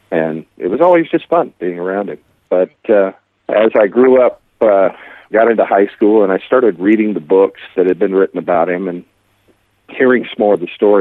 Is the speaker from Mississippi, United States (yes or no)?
yes; Vicksburg, Mississippi, United States; now in Branson, United States; I grew up in Vicksburg, Mississippi